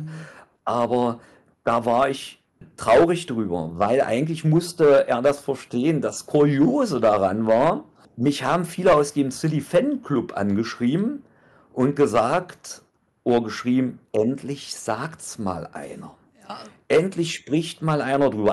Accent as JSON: {"language": "German", "region": "East Germany", "country": "Germany", "said": "Und ich bin ein Ossi"}